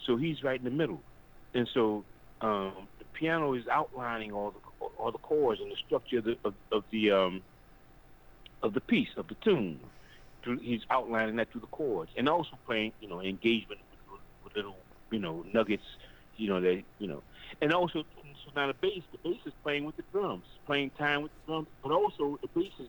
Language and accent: English; New Orleans, Louisiana, United States; growing up in New Orleans, we had polyphonic horn sections